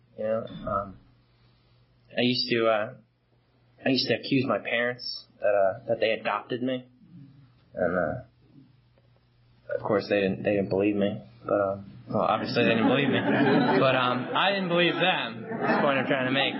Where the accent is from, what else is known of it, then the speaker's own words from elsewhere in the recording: Long Island, New York, United States; I grew up in Long Island, one of six kids.